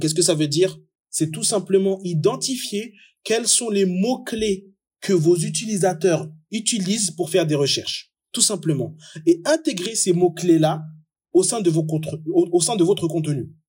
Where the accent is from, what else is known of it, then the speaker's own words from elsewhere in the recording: France; moved away as an adult; also born or lived in Comoros; now in Dubai, United Arab Emirates; Je suis français d'origine comorienne. Je suis expatrié depuis maintenant 8 ans à Dubaï